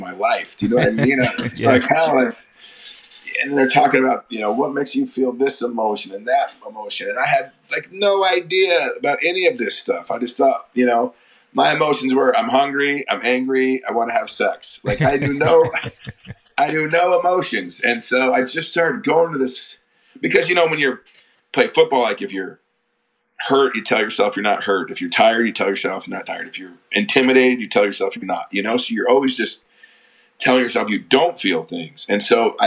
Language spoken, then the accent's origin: English; Colorado, United States; also born or lived in Nebraska; I was born in Nebraska, but I grew up in Colorado